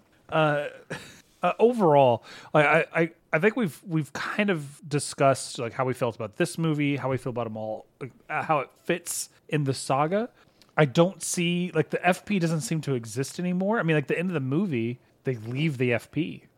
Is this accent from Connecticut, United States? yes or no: no; Texas, United States; We're just from Texas